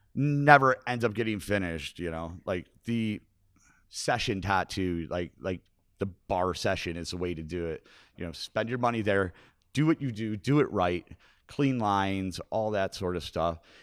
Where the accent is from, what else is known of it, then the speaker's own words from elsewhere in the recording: Buffalo, New York, United States; I grew up on McKinley and Kennefic